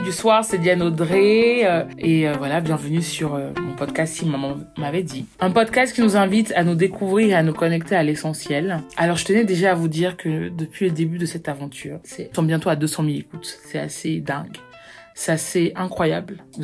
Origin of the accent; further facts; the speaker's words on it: Cameroon; moved away; also born or lived in Paris, France; je suis née au Cameroun